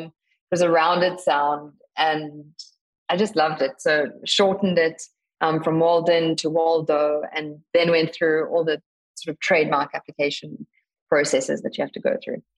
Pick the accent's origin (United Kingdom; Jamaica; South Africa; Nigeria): South Africa; So I grew up in South Africa, as you said in the intro, born to a uh, family of wildlife photographers